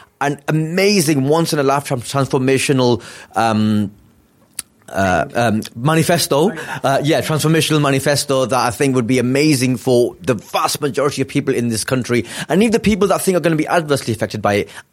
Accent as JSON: {"language": "English", "town": "Blackburn", "region": "North West England", "country": "United Kingdom", "said": "where I'm from Blackburn, working class, northern town"}